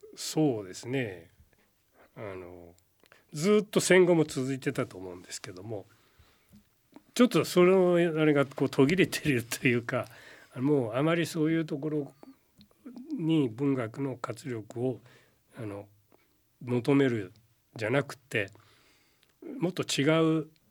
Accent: near Gobō, Wakayama, Japan; 僕の郷里のすぐ近く出身なんですよ

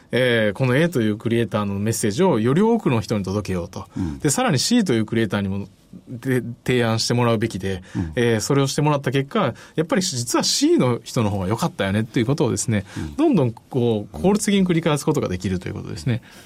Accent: Osaka, Japan; also born or lived in Nara; now in Kyoto, Japan; 奈良生まれ、大阪育ちで、今現在京都在住

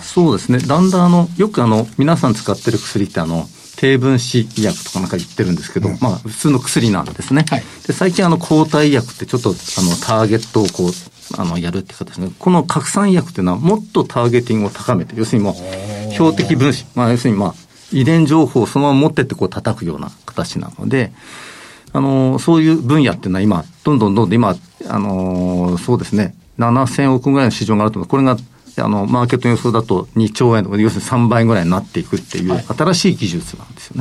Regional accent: Hokkaido, Japan; 私は北海道出身

